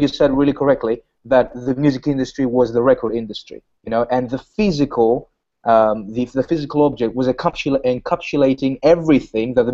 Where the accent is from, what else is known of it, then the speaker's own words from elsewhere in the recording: Greece; I'm from Greece